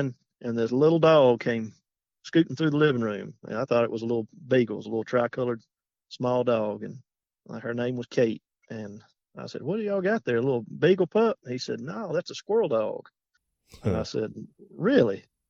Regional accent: Alexander City, Alabama, United States; now in Goodwater, United States; I'm from Alexander City, Alabama. I live in Goodwater, Alabama now

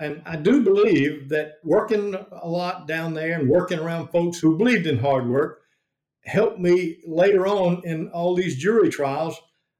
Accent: Luverne, United States; when I was growing up in Luverne High School

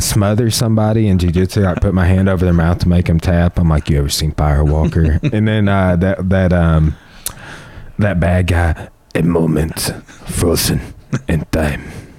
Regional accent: Clarksville, United States; I'm from Clarksville.

